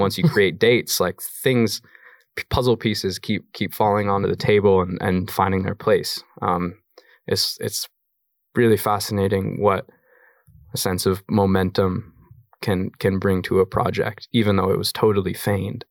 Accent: Colorado, United States; moved away; also born or lived in New York / London; I have a kid I grew up with in Colorado

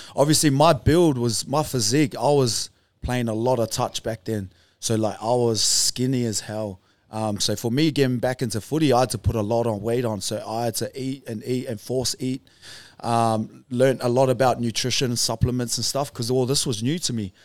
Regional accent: Auckland, New Zealand; moved away; I was born in Auckland, New Zealand. I said that before, a small place called Beach Haven in the North Shore

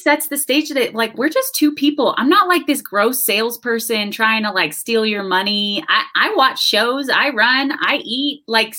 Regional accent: Houston, Texas, United States; moved away as an adult; also born or lived in Austin, Texas; now in Denver, United States; I grew up in Houston and then I lived in Austin for a while, and then now I've moved to Denver from Austin.

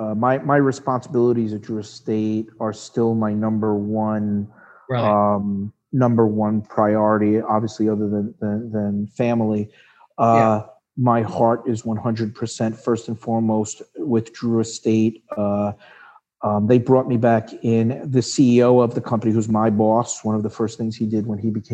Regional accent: Long Island, New York, United States; I grew up on Long Island.

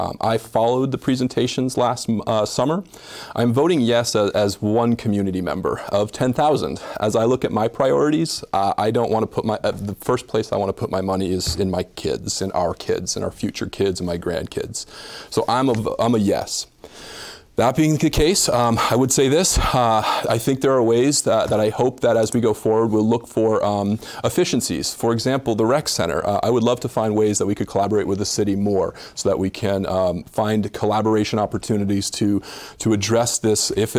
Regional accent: South Burlington, Vermont, United States; When I grew up in South Burlington back in the good old days

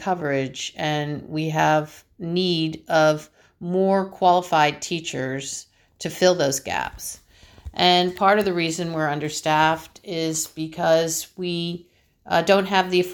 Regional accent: Florida, United States; I grew up here in Florida

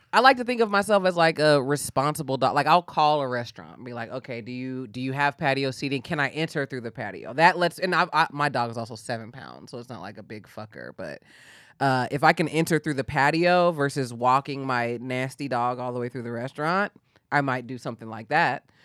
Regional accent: Bay Area, California, United States; moved away as an adult; also born or lived in Atlanta; now in Los Angeles, United States; I grew up in the Bay Area, um, kinda like Bay Area, Napa Valley border

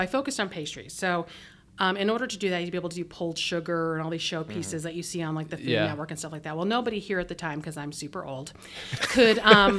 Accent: Phoenix, Arizona, United States; also born or lived in Tucson, Arizona; I actually grew up, I was born in Tucson and I grew up in Phoenix.

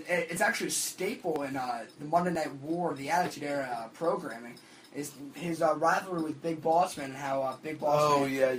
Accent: Hamden, Connecticut, United States; I'm from Hamden, Connecticut

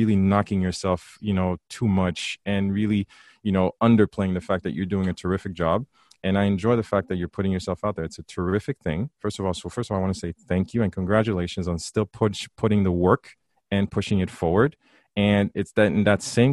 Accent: Haiti; growing up in Haiti, and even though we both went to St. Louis

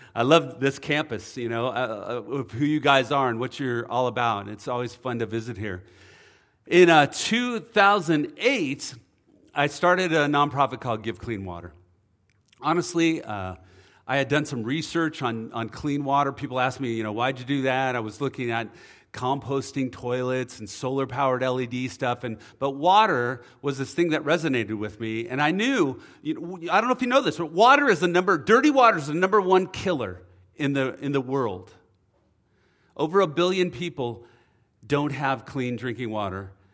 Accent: Oceanside, California, United States; I grew up in Oceanside

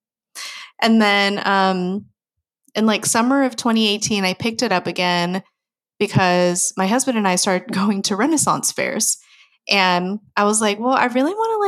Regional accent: United States; I'm full Filipino, but you know, grew up in America

